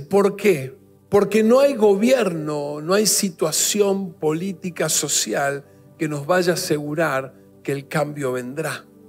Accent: Argentina; como nación, como país, como argentinos que somos

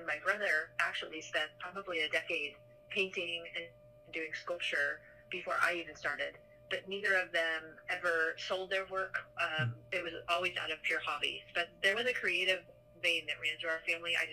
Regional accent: Seattle, Washington, United States; moved away as an adult; now in Columbus, United States; growing up in Seattle, there was a very large Japanese um, population that we grew up with, mm-hmm. and we um, participated in the Japanese community and the culture

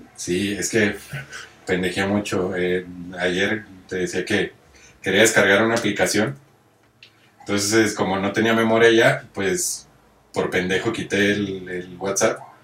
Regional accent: Monterrey, Nuevo León, Mexico; yo vengo de Monterrey

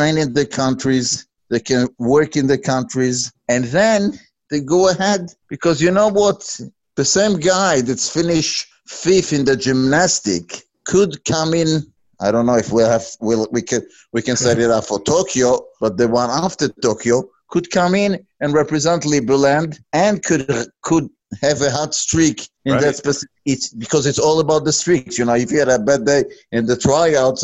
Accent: Israel; moved away; I'm originally from Israel

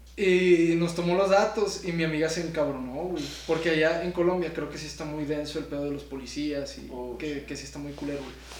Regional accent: Saltillo, Coahuila, Mexico; yo soy del norte, de Saltillo.

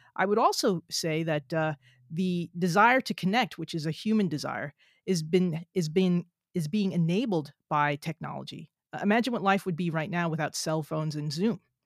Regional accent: New Jersey, United States; I'm from New Jersey

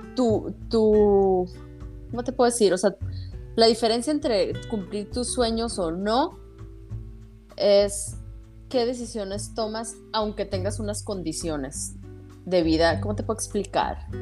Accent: Hermosillo, Sonora, Mexico; moved away as an adult; now in San Diego, United States; Yo soy de Hermosillo, Sonora.

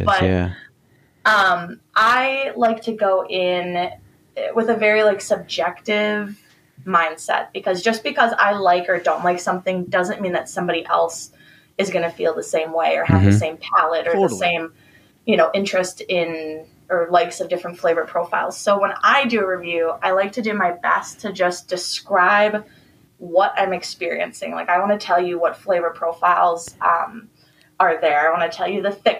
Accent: Wisconsin, United States; growing up in Wisconsin

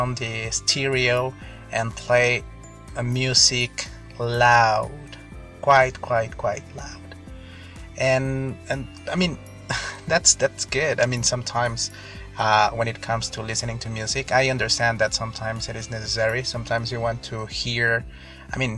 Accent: Mexico; English is a second language; I'm from Mexico

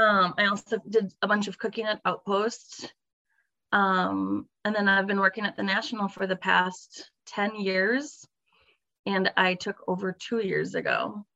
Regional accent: Milwaukee, Wisconsin, United States; I'm kind of born and raised in Milwaukee.

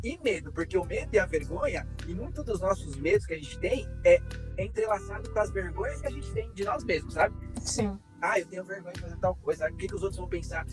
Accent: São Paulo, Brazil; moved away as an adult; also born or lived in Argentina / south of Brazil; Eu sou paulistano, nasci e em São Paulo mas eu, eu brinco que eu sou paulista de quebrado, eu sou paulista do centro

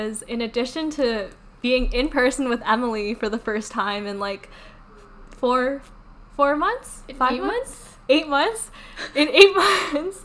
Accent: Canada; we're from Canada

